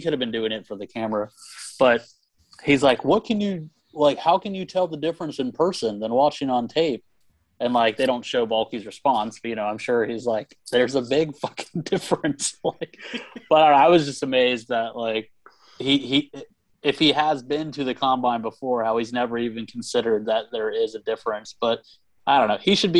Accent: Jacksonville, Florida, United States; I'm from Duval.

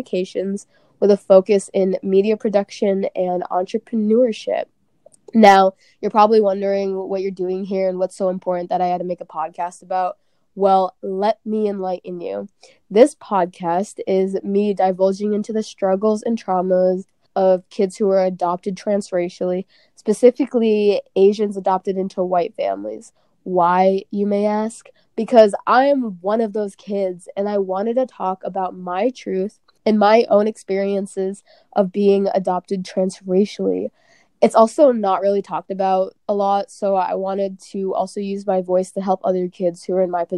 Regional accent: New Hampshire, United States; We were raised in New Hampshire

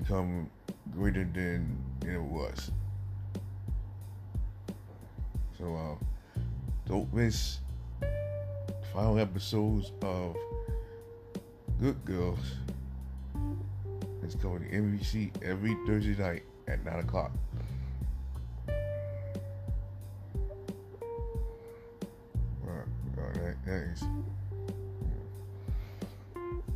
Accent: the South, United States; I'm from the South

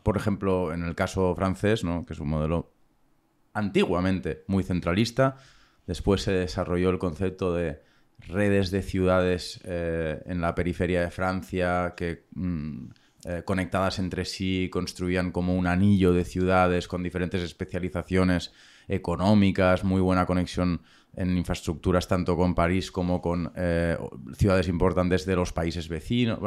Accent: Barcelona, Catalonia, Spain; yo soy de Barcelona

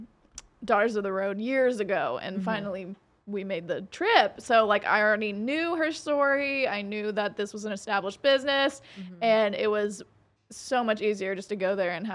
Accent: the South, United States; growing up in the South, I'm used to sinkholes.

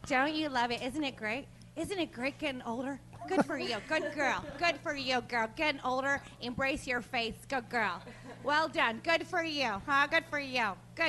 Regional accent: Australia; moved away; I am Australian.

